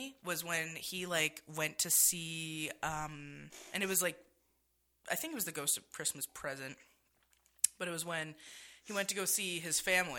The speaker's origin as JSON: {"language": "English", "town": "Halifax", "region": "Nova Scotia", "country": "Canada", "moved": "yes", "lives_now": "Las Vegas, United States", "said": "I'm from Halifax, Nova Scotia, represent H-Town."}